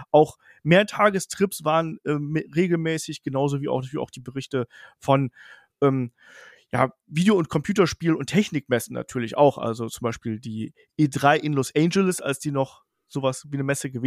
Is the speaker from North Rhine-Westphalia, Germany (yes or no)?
yes; Bedburg, North Rhine-Westphalia, Germany; Ich bin im Rheinland aufgewachsen, äh, kleines Dorf irgendwo zwischen Kerpen, das kennt man so, Michael Schumacher, Bergheim, Lukas Podolski, also so da in der Region